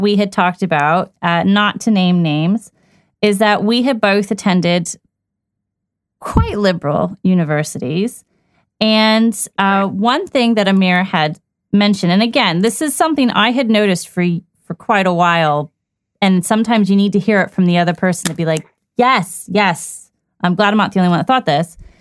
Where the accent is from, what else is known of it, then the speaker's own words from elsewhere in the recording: Washington, District of Columbia, United States; moved away as an adult; also born or lived in United Kingdom; growing up in Washington, D.C., it was quite diverse